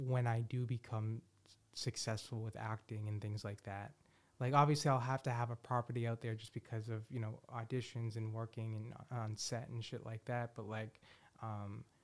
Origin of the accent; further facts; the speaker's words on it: Boston, Massachusetts, United States; moved away; also born or lived in Vallejo, California; I'm from Boston